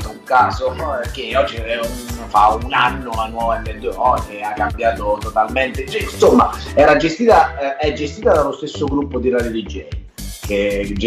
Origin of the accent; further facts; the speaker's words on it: Lanciano, Abruzzo, Italy; moved away as an adult; sono emigrato a sud da, da Lanciano, sono venuto giù a Pasto, adesso vivo a Pasto con, eh, con, con prole per moglie e figlio, il trasferimento è stato dovuto alla, al mio matrimonio pastese.